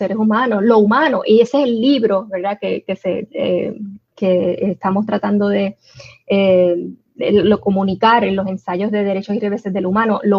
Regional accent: Puerto Rico; yo estoy allá, pero me identifico como puertorriqueña en la medida en que soy discriminada por serlo y soy más puertorriqueña allá que incluso acá

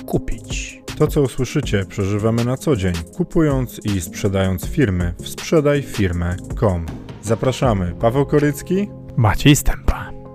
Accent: Gdańsk, Pomeranian Voivodeship, Poland; u nas w Gdańsku

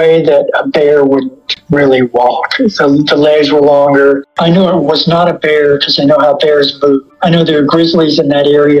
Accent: Lexington, Kentucky, United States; I was born in Lexington, and I grew up downtown in an area that was just Victorian houses

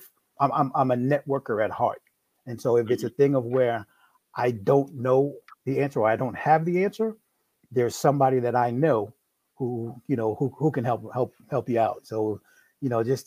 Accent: New York, United States; now in Maryland, United States; I'm originally from New York. No, I don't have an accent.

